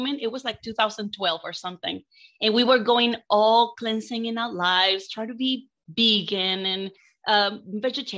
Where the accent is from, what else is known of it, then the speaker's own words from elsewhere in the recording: Mexico; moved away as an adult; I'm from Mexico. I was born and raised in Mexico. And when I moved here